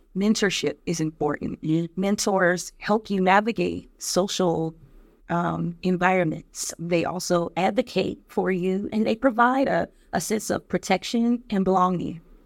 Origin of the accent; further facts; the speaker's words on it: Detroit, Michigan, United States; a little girl growing up in Detroit